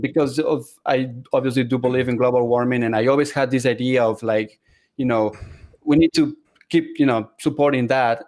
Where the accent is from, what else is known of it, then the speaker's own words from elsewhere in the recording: Ecuador; moved away as an adult; also born or lived in Seattle, Washington; I am originally from South America, Ecuador